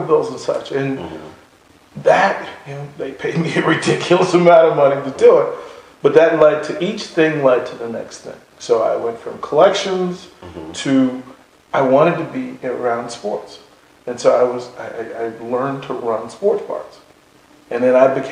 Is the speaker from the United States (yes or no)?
yes; Arlington, Virginia, United States; moved away as an adult; also born or lived in Carolina / Salt Lake City, Utah; I was born in Arlington, Virginia. And seven brothers and sisters